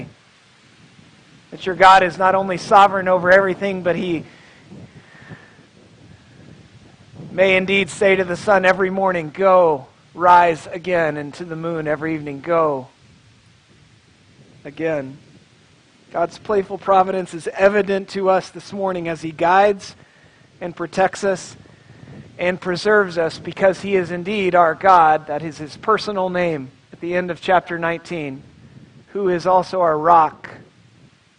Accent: Tulsa, Oklahoma, United States; moved away; I'm from Tulsa, Oklahoma

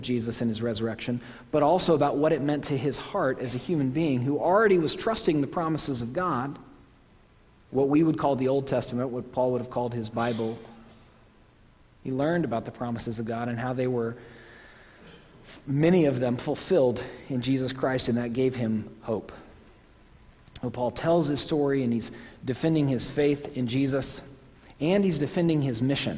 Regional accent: Oklahoma, United States; now in New England, United States; my home state is not in the South? Oklahoma is not in the South

